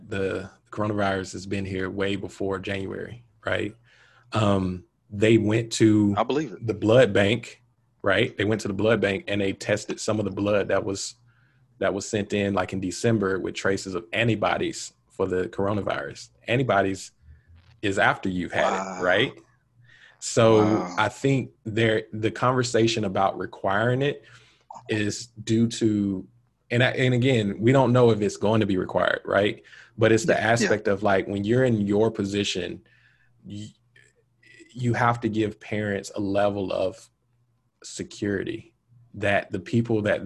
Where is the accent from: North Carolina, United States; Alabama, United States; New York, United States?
Alabama, United States; Montgomery; Growing up in Montgomery